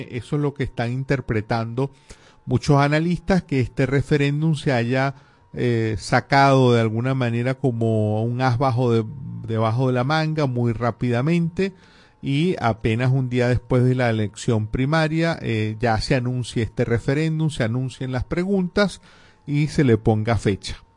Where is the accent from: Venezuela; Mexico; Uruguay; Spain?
Venezuela; cómo se va a decir que uno no está de acuerdo como venezolano con que eh, Venezuela reclame la Guayana